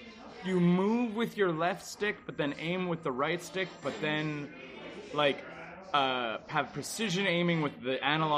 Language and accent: English; Canada; we are Canadian and we're in Texas